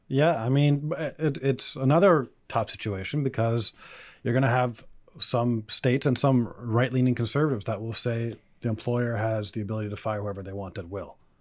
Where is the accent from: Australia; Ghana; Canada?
Canada; I'm also Canadian